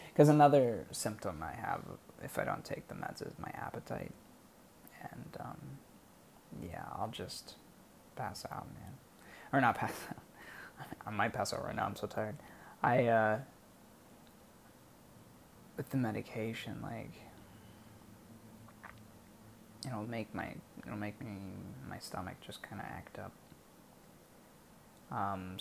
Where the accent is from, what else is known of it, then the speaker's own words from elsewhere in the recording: United States; moved away as an adult; now in Bangkok, Thailand; I'm the only American who works there.